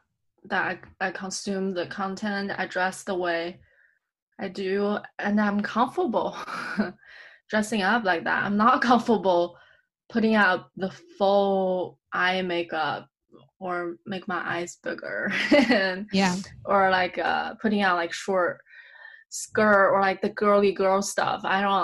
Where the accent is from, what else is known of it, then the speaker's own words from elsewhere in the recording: United States; oh, I'm so American about this. But yeah. I think I have created myself this bubble or I have been living in this bubble where being American is okay.